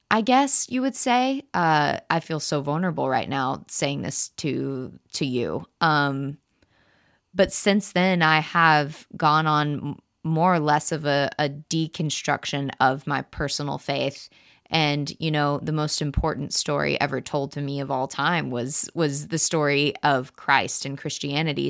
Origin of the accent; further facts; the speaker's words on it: Texas, United States; I was born in Texas to two wonderful parents